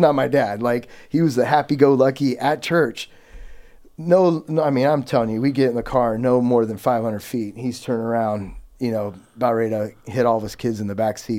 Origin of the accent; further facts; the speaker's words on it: Yuba City, California, United States; I was born and raised in Yuba City, California, which is about forty minutes above Sacramento